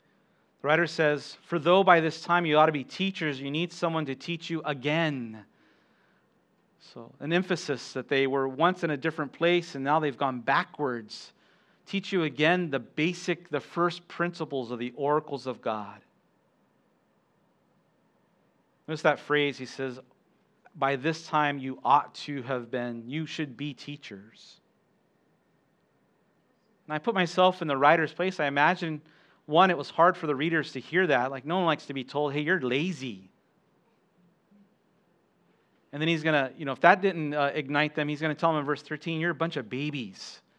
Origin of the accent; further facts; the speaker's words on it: Okinawa, Japan; also born or lived in United States; Yeah, I grew up here in Okinawa. My mom's Okinawan. My dad, he was Air Force. And so I was born at Lester Hospital and went to Kadena Elementary and Kadena High School.